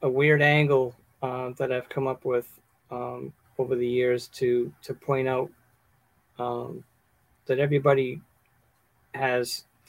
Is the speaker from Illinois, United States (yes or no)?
no; Massachusetts, United States; now in Smithfield, United States; I'm originally from Massachusetts, but I live in Smithfield. I've been here, Rhode Island, for, 30-something years.